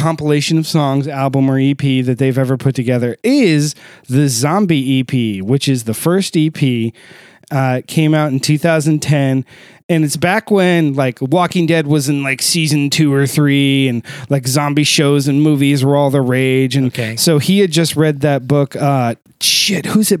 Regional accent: just outside Dayton, Ohio, United States; I was born just outside Dayton, Ohio

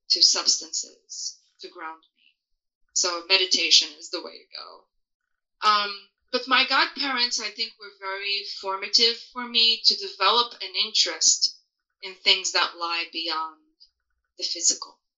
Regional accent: Portugal; moved away; I was born in Europe, in a small country in Western Europe called Portugal.

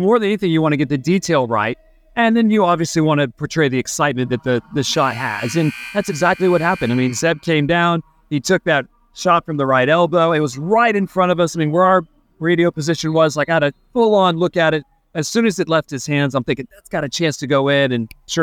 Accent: Atlanta, Georgia, United States; I was growing up in Atlanta

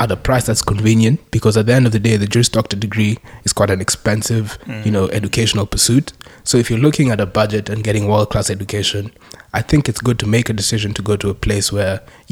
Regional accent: Kenya; moved away as an adult; also born or lived in South Africa / Cape Town, South Africa; now in Newcastle, Australia; I'm originally from Kenya, did my schooling there, my primary and my high school, and then to South Africa.

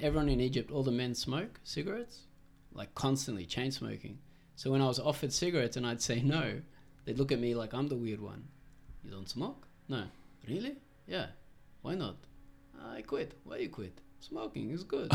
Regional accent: Netanya, Central District, Israel; now in Australia; I'm Australian, but on my passport, it says the city where I was born, which is Netanya, an Israeli coastal city.

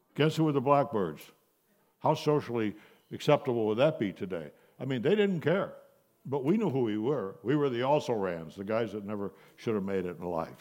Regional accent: Buffalo, New York, United States; I grew up in Buffalo, New York, youngest of three children

